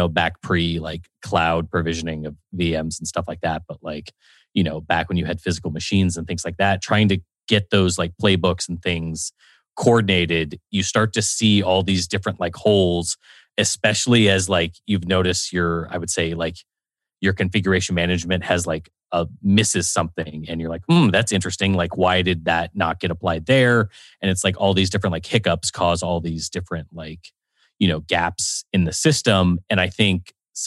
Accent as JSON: {"language": "English", "town": "San Antonio", "region": "Texas", "country": "United States", "said": "I'm originally from San Antonio"}